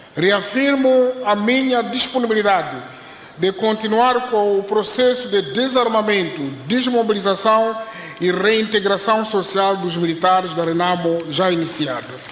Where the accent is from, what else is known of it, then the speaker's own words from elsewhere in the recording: Mozambique; Como moçambicanos